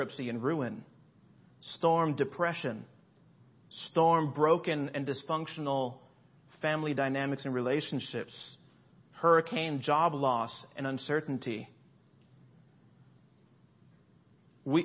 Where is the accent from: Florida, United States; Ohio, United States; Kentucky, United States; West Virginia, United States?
Florida, United States; Miami; also born or lived in Boston, Massachusetts; now in Los Angeles, United States; I grew up in Florida. So in South Florida, in Miami, Palm Beach area